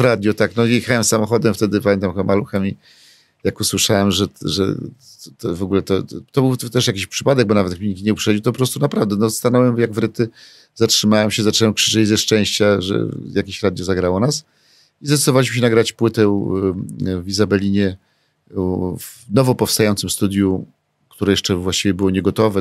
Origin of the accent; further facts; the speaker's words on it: Warsaw, Masovian Voivodeship, Poland; jestem z Mokotowa